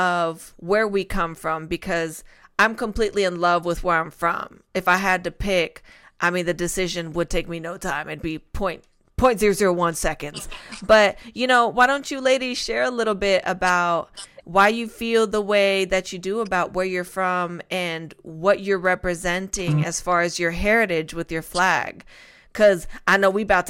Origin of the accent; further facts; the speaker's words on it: outskirts of Madrid, Community of Madrid, Spain; now in United States; I'm from Spain. I was born there. I went to school there. My family's all there